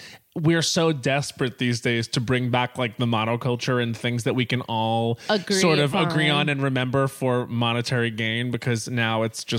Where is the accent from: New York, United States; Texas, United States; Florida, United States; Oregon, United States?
New York, United States; Long Island; when I was growing up on Long Island